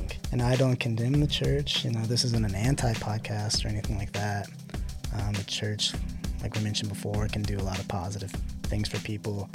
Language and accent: English; Pensacola, Florida, United States; I'm originally from Florida, the Pensacola area, which is basically Alabama with the beach, you know. I mean, growing up, there's a lot of churches there